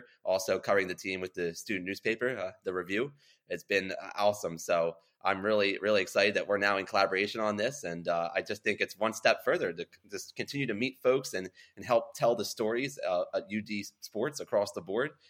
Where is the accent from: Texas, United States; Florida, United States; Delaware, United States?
Delaware, United States; growing up in Delaware was one thing